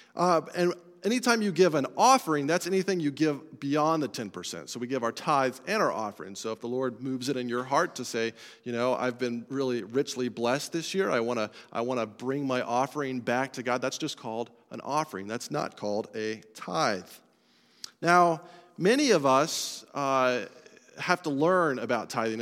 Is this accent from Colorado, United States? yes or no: yes; Colorado, United States; I'm from Colorado